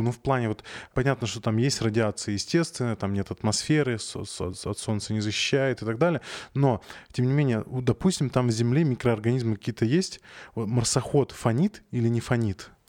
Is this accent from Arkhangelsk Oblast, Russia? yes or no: yes; Arkhangelsk, Arkhangelsk Oblast, Russia; moved away; я из Архангельска.